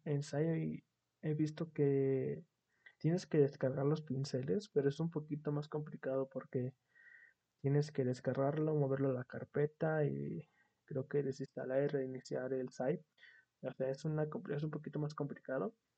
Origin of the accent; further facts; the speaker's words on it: Mexico; como buen mexicano